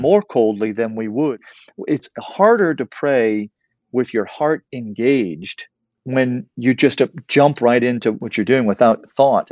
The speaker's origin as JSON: {"language": "English", "region": "South Louisiana", "country": "United States", "tie": "born or raised there", "said": "I grew up in South Louisiana, uh, here in the United States"}